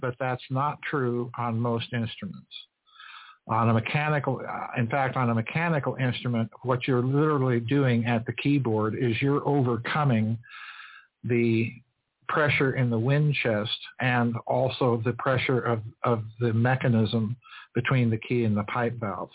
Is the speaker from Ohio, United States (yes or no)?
no; Sioux Falls, South Dakota, United States; I grew up in the Methodist, old Methodist Episcopal Church in Sioux Falls, South Dakota